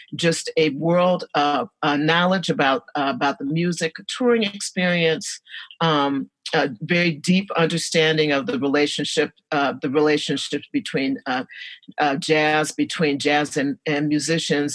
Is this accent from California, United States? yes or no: no; Detroit, Michigan, United States; I was born and raised here in Detroit